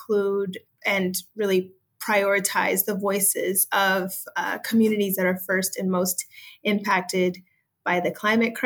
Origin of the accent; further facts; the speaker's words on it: Dayton, Ohio, United States; moved away; my hometown of Dayton, Ohio, on the west side